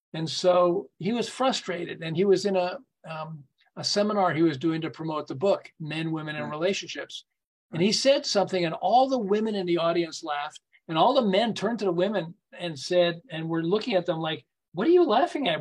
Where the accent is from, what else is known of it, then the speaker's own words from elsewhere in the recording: Montreal, Quebec, Canada; moved away as an adult; also born or lived in Southern California; I'm originally from Montreal